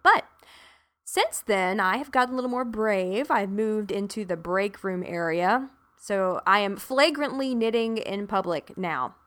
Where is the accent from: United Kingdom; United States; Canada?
United States; South Carolina; now in Arlington, Texas, United States; I'm originally from South Carolina.